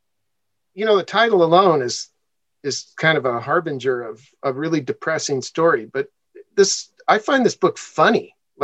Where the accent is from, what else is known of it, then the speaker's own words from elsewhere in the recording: Helena, Montana, United States; moved away; also born or lived in Georgia; growing up in Helena.